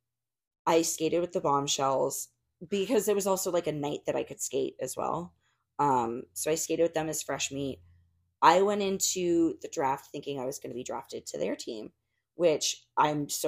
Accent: Arizona, United States; I grew up in Arizona, and like these are women who literally have known me since I was like 15.

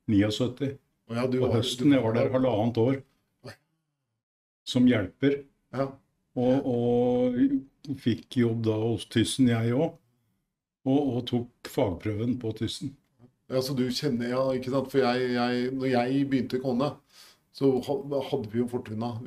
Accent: Oslo, Norway; jeg er født uh, i Oslo.

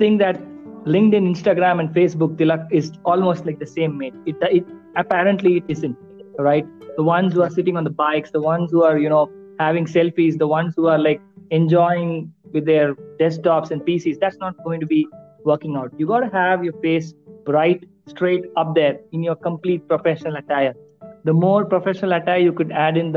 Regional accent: India; me being an Indian

